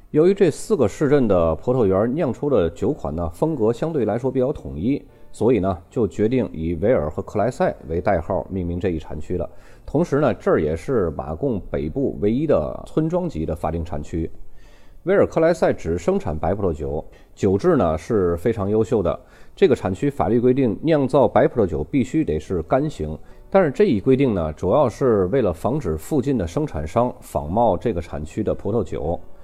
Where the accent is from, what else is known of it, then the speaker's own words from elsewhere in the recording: China; 我们中国人